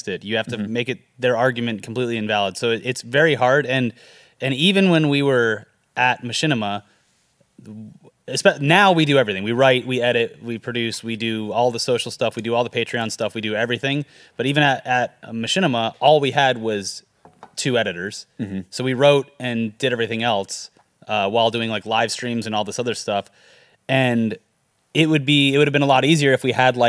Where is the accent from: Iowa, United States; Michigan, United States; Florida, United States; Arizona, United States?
Florida, United States; moved away; I grew up in Florida and that's all there was.